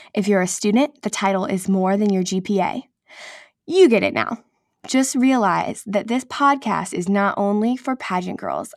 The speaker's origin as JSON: {"language": "English", "region": "Nebraska", "country": "United States", "also_born_or_lived": "Texas / Oklahoma City / New York City", "moved": "as an adult", "said": "I'm from Nebraska, but I went to college in Texas at Texas Christian University"}